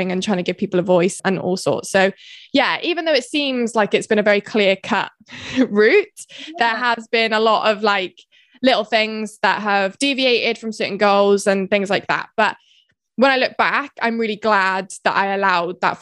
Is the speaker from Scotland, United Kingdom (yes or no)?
no; Herefordshire, West Midlands, United Kingdom; moved away as an adult; also born or lived in Bath; now in Swansea, United Kingdom; I'm originally from Herefordshire, but I went to uni in Bath